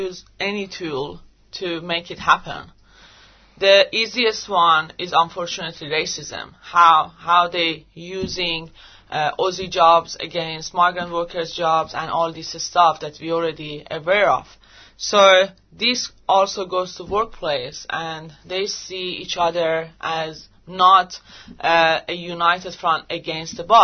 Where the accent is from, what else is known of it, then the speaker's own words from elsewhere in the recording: Iran; English is a second language; moved away as an adult; now in Australia; I'm from Iran